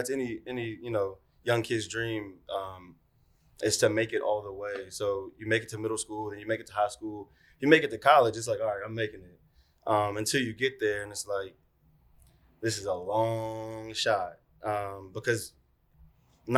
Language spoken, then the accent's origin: English; Roanoke, Virginia, United States; also born or lived in Norfolk, Virginia; I was born and raised in Roanoke, Virginia